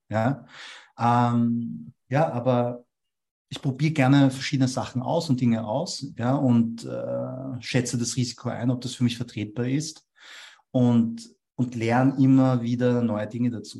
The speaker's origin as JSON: {"language": "German", "region": "Vienna", "country": "Austria", "tie": "born or raised there", "first_language": "German", "said": "Ich bin in Wien geboren und aufgewachsen, also ich bin auch in einen Wiener Kindergarten gegangen."}